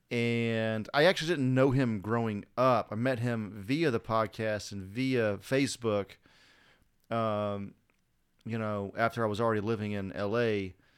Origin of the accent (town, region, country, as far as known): United States